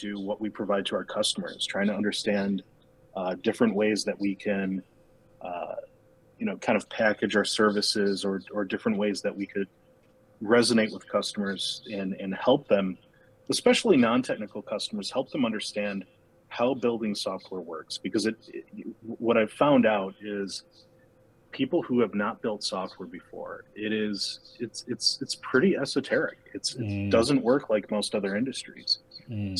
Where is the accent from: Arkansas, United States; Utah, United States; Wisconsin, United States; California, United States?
Wisconsin, United States; Milwaukee; Born and raised in Milwaukee.